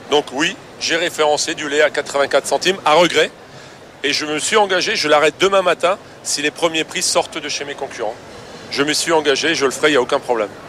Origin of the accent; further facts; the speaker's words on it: France; moi, moi je reste je suis français, fier de l'être, et je vais toujours pousser les produits français.